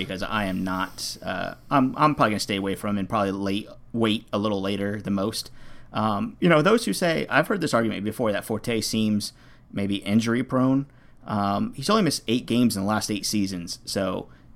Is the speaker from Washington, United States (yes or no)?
no; Miami, Florida, United States; I grew up in Miami as well, and I sound whiter than any other white person I know